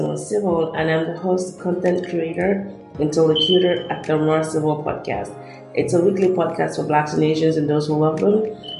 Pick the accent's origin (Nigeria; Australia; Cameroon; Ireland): Nigeria; now in United States; I describe myself as Nigerian-born, US-educated, Korean-speaking, and wandering intellectual. My unique perspective is derived from my experience growing up in Nigeria to now living in the US, learning Korean